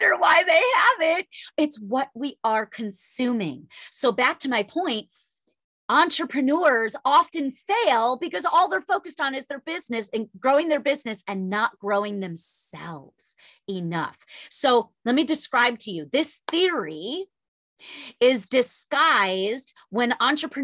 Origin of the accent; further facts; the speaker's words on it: New York, United States; I'm Italian and I'm a New Yorker